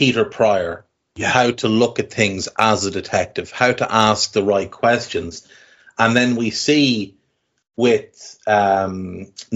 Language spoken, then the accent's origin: English; Ireland; we're Irish, so we've grown up in a country with traditions